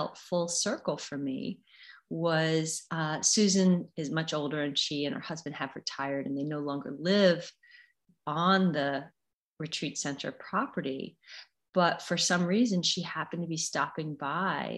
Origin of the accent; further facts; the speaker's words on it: United States; I'm an American